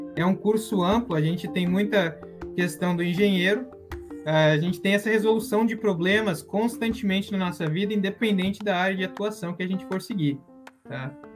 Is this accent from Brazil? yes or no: yes; Curitiba, Paraná, Brazil; moved away as an adult; also born or lived in Londrina / Oklahoma; now in United States; eu nasci em Curitiba, então meu documento é. Eu sou curitibano